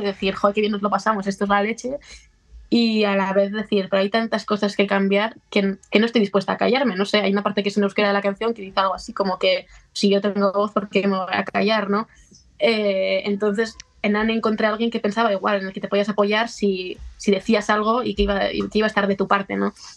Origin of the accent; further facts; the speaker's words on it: a town next to Barakaldo, Basque Country, Spain; había una en Baracaldo, al lado de, mi pueblo